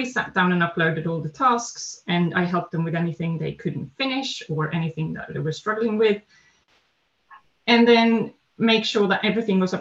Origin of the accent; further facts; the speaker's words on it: Sweden; also born or lived in Netherlands; now in London, United Kingdom; I am Swedish, so I grew up in Sweden